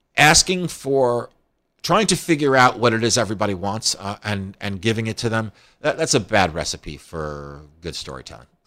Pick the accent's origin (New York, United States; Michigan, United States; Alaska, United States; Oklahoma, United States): New York, United States; Scarsdale; I came from a place, Scarsdale, New York